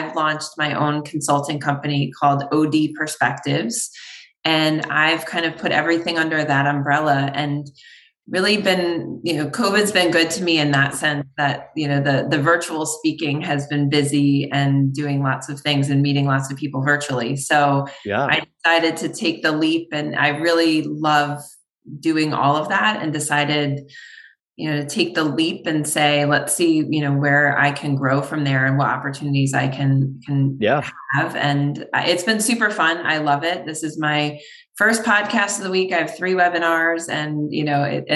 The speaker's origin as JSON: {"language": "English", "region": "New York", "country": "United States", "moved": "as an adult", "lives_now": "Connecticut, United States", "said": "I'm from New York originally."}